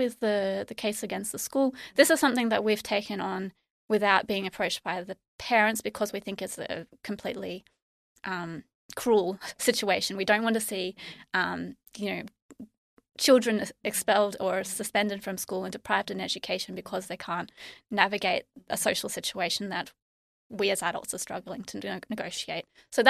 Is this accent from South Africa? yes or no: no; Byron Bay, New South Wales, Australia; So I grew up in what is, you know, the hippie world of Australia. Mm-hmm. I grew up near Nimbin, mm-hmm. In Byron Bay, in that sort of northern New South Wales area. I went to a neo-humanist school.